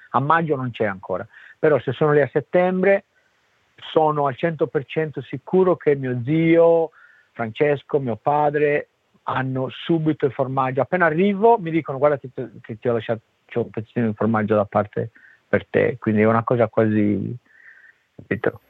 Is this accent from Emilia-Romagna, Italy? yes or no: no; Sardinia, Italy; now in Australia; ci sono cresciuto col casumarzu, per me c'è una cosa quasi normale, no? Cioè un cibo che noi ce l'abbiamo a casa